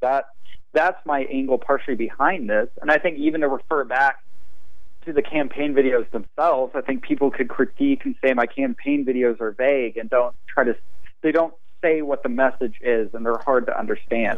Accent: Amarillo, Texas, United States; that's the landscape I grew up with in Amarillo. But I lived kind of out in the country here

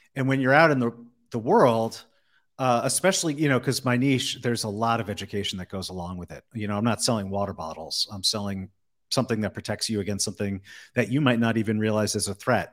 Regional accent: East Coast, United States; moved away as an adult; now in Las Vegas, United States; I'm originally from the East Coast, then spent a long time living on the West Coast, and then uh, ended up in Vegas

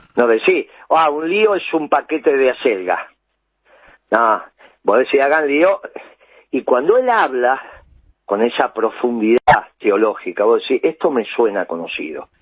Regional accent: Argentina; déjame que le pueda decir a la sociedad argentina queridos compatriotas

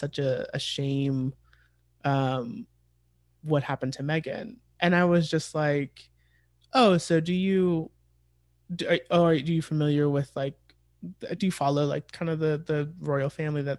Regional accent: United States; as like an American

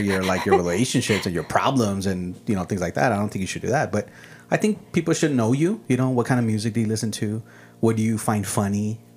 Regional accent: El Paso, Texas, United States; first language Spanish; English is a second language; also born or lived in Ciudad Juárez, Mexico; I was born here in El Paso

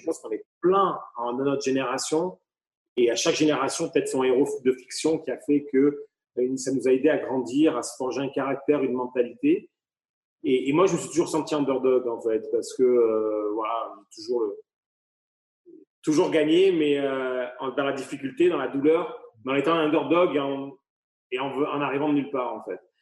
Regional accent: Avignon, Provence-Alpes-Côte d'Azur, France; moved away as an adult; also born or lived in Courchevel / Saint-Tropez; now in Las Vegas, United States; originaire d'Avignon, dans le sud de la France. j'ai fait mes armes, mes études donc sur Avignon, j'ai grandi sur Avignon.

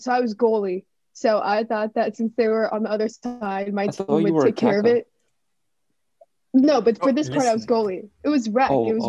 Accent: United States; I was born here, every other whitewashed Indian girl.

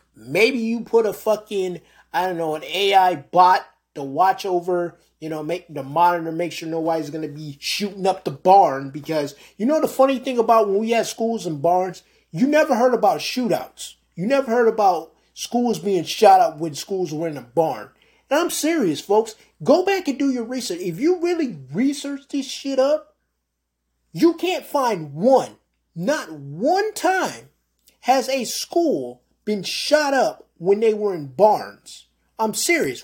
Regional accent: United States; also born or lived in New York; I'm American that dislikes my country.

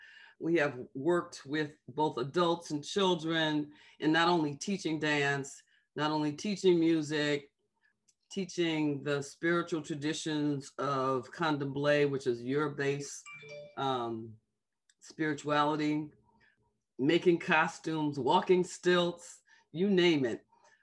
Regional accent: New York, United States; moved away as an adult; now in New Orleans, United States; This is my mom's birthplace. And for me, even though I grew up in New York, New Orleans is my home.

